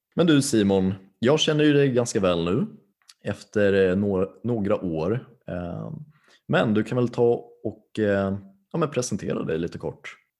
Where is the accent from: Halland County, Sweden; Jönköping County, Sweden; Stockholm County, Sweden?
Stockholm County, Sweden; Tyresö; jag är från Tyresö, Stockholms län. Så jag är stockholmare